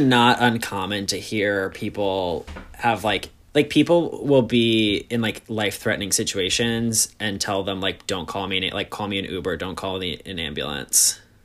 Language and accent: English; suburbs of New York City, United States; I'm from just outside of New York City. Grew up in the suburbs